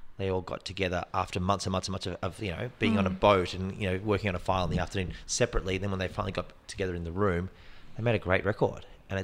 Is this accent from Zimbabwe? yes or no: no; Australia; I'm from Australia, mate.